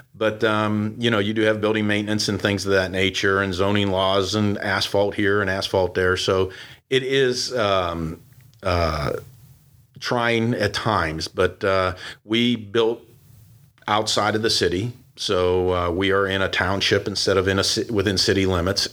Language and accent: English; Pittsburgh, Pennsylvania, United States; moved away; I was born and raised in Pittsburgh